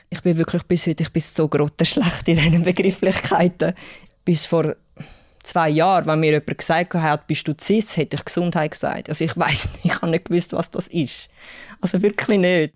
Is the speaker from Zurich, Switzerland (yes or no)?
yes; Zurich, Switzerland; accent: Zürich-Schnur; ich bin 37. Ich bin in Zürich aufgewachsen